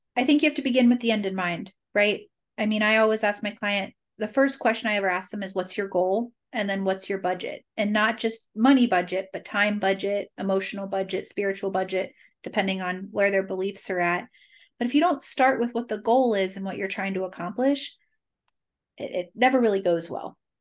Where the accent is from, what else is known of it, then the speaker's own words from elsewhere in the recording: Cincinnati, Ohio, United States; also born or lived in Boston; I was born and raised in Cincinnati, thirty-eight years